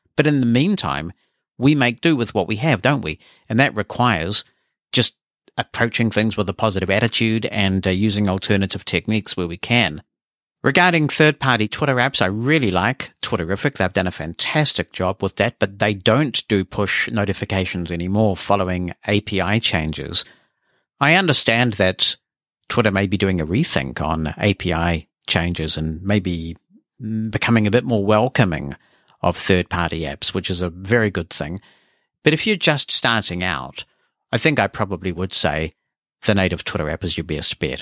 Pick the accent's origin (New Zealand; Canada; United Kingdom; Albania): New Zealand; as a New Zealander